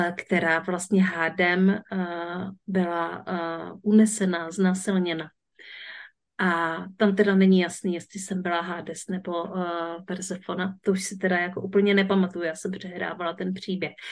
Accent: Březová, Czechia; já jsem z Březové

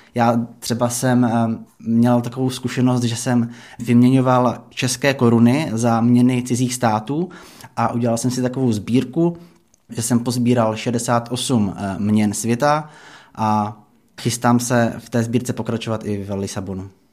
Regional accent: Czechia; tam jsme byli Češi dohromady se Slováky

